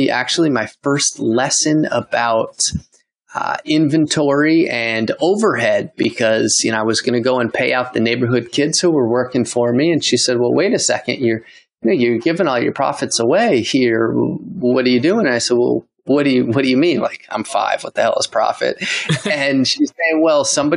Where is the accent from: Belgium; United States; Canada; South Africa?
United States; Poughkeepsie, New York; moved away as an adult; now in Costa Rica; upstate near Poughkeepsie